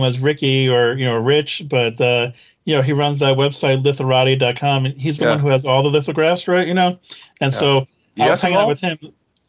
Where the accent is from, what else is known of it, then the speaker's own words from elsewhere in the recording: Long Island, New York, United States; Now, fortunately for me, I had other reasons to go to New York because I'm from Long Island, right?